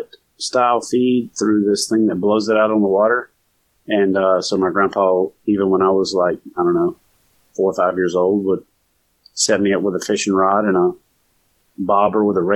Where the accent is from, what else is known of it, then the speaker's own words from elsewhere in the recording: Louisiana, United States; moved away as an adult; also born or lived in Virginia Beach, Virginia / Norfolk, Virginia / Corpus Christi, Texas; I'm from Louisiana. So I grew up where water was pretty much out my front door.